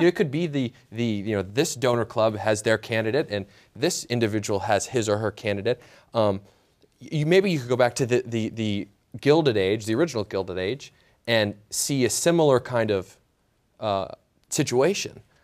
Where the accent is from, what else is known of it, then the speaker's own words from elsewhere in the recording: Michigan, United States; I'm from Michigan.